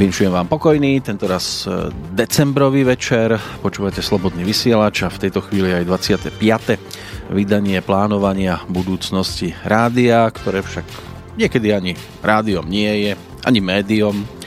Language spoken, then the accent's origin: Slovak; Prievidza, Trenčín Region, Slovakia; u nás v Prievidzi